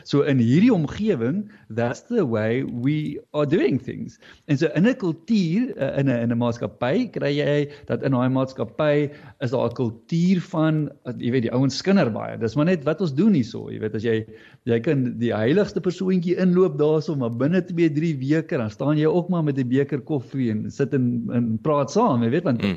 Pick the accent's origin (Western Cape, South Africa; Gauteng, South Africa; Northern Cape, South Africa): Western Cape, South Africa; Fish Hoek; hier in die Suidskiereiland van die Kaap uh Vishoek Noordhoek omgewing het, het eh, het ek groot geword